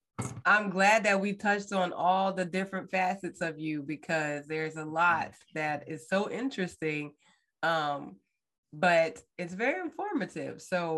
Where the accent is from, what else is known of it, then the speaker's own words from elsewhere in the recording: New Jersey, United States; moved away as an adult; now in Texas, United States; I grew up like near Tabitha. Oh, you're South Jersey. Right, South Jersey.